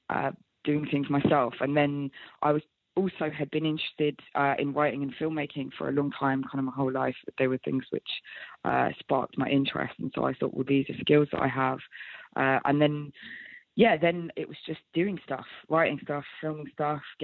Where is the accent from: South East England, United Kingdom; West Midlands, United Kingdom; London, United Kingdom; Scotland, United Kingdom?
London, United Kingdom; growing up in London